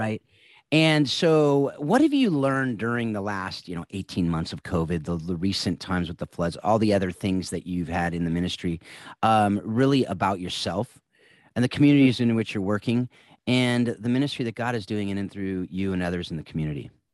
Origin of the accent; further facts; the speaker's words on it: California, United States; all three of us are California boys